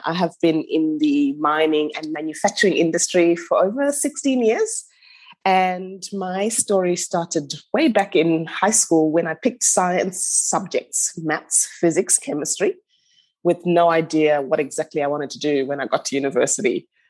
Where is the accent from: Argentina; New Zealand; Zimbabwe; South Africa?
Zimbabwe; moved away as an adult; also born or lived in Newcastle, Australia; now in Melbourne, Australia; I'm from Zimbabwe originally. Once I finished my studies, I came over to Australia and studied at Newcastle University.